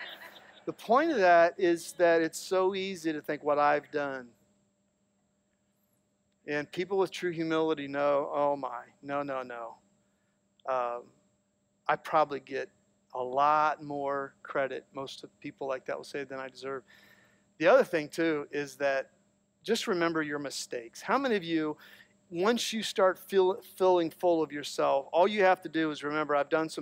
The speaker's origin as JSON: {"language": "English", "area": "Licking County", "region": "Ohio", "country": "United States", "said": "I'm a redneck from Licking County"}